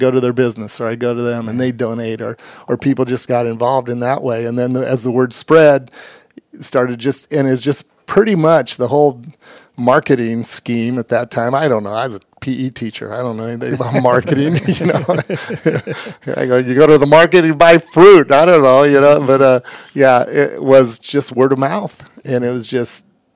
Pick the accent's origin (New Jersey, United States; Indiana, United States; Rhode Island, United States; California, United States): Indiana, United States; Warsaw; also born or lived in Nappanee, Indiana; we actually moved here. I was seven from Napanee and went to a elementary school